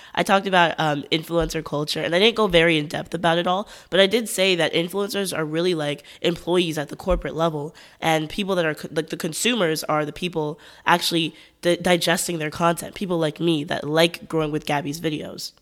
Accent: United States; As an American

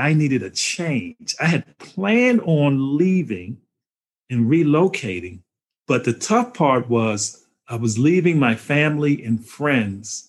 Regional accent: Washington, District of Columbia, United States; moved away as an adult; also born or lived in Germantown, Maryland; now in Cary, United States; I grew up in Washington, D.C., and I was in the suburbs of Maryland

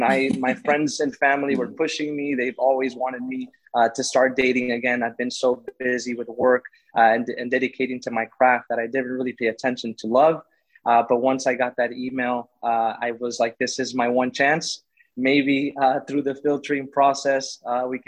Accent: Miami, Florida, United States; I am from Miami, Florida, and I am a mortgage advisor

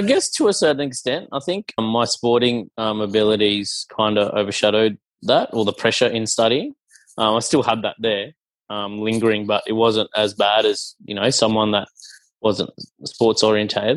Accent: Cairns, Queensland, Australia; also born or lived in Brisbane; I grew up in Cairns, so there wasn't many Sri Lankan families up there

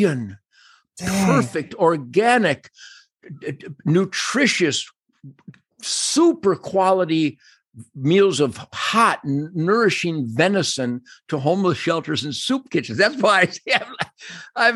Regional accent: Michigan, United States; growing up in Michigan, the land of Fred Bear

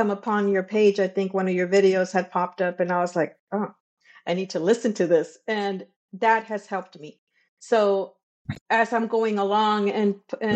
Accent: Brownsville, Texas, United States; I am from Texas, Brownsville, Texas.

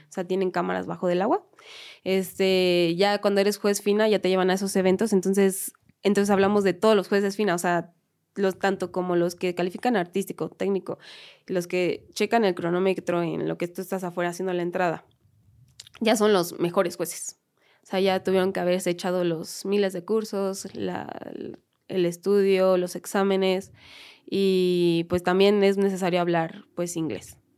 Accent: Mexico City, Mexico; las que somos de aquí de la Ciudad de México

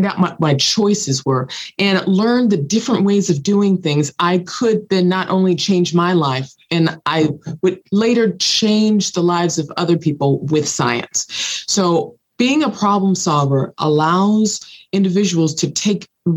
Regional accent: Los Angeles, California, United States; growing up in South Los Angeles in the middle of poverty.

